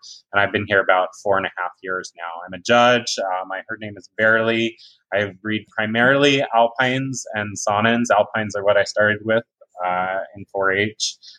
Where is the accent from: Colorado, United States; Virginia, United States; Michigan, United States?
Virginia, United States; moved away as an adult; now in California, United States; Some of you may know me from when I was growing up in 4-H on the East Coast. I grew up in Virginia